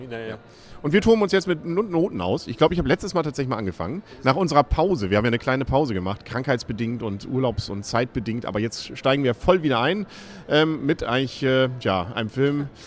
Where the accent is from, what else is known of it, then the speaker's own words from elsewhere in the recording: Germany; vielleicht liegt es auch so ein bisschen daran, so als, als Deutscher, dieses Hänsel und Gretel klingt nochmal besonders irgendwie spießig, oder?